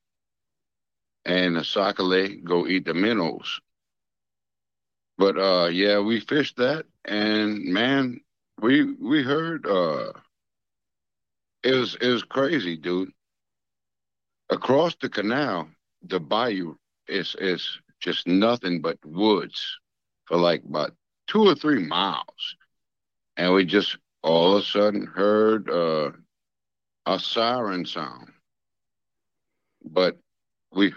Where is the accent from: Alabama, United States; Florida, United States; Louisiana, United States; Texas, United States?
Louisiana, United States; South; So, I'm a Cajun from South Louisiana.